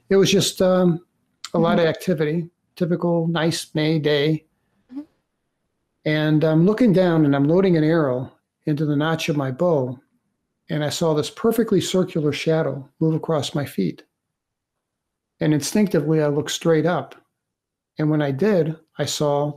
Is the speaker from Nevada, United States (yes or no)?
no; St. Louis, Missouri, United States; moved away as an adult; also born or lived in Michigan; I'm originally from St. Louis, Missouri